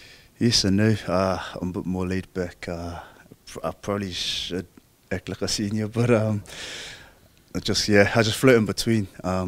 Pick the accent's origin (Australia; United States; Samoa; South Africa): Samoa; Lalovaea; So, dad comes from Salit Moor. Mom comes from Vayu'i Safata, but I was brought up in Lalovaya with my grandma.